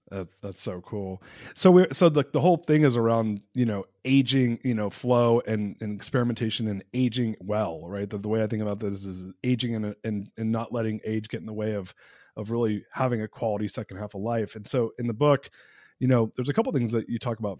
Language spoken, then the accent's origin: English; Southern California, United States; I grew up in SoCal in the 80s